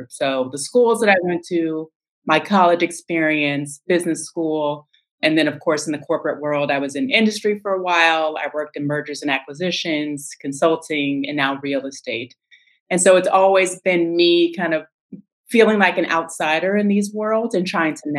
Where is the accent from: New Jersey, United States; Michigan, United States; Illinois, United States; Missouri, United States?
Missouri, United States; St. Louis; moved away as an adult; also born or lived in Los Angeles / Austin, Texas / South America; now in Washington, D.C., United States; I was born and raised in St. Louis